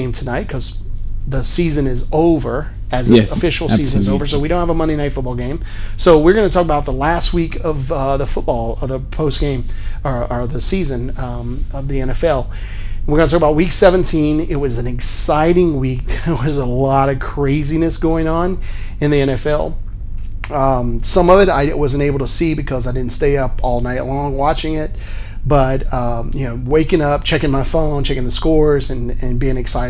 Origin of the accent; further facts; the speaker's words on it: Louisiana, United States; moved away as an adult; now in Cape Town, South Africa; I'm originally from Louisiana. I went to college in Louisiana